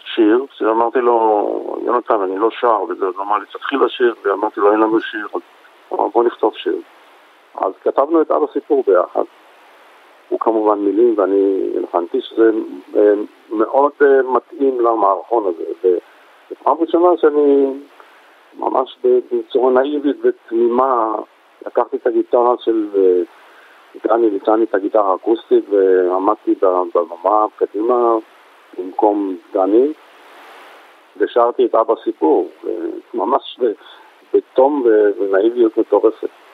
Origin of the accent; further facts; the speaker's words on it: Tel Aviv, Tel Aviv District, Israel; גדלתי בשכונות שפירא, ממש תרבות אחרת לגמרי.